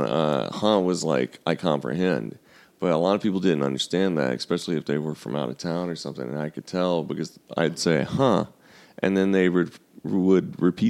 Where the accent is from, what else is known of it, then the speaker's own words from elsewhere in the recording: Louisiana, United States; now in Los Angeles, United States; I grew up in Louisiana